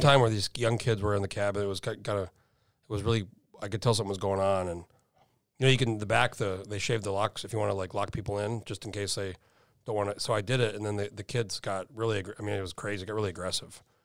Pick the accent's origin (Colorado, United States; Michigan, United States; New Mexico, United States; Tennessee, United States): New Mexico, United States; moved away; I'm from New Mexico originally